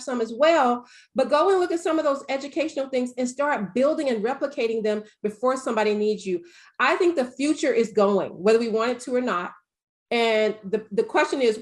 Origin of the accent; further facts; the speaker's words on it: the South, United States; I'm from the South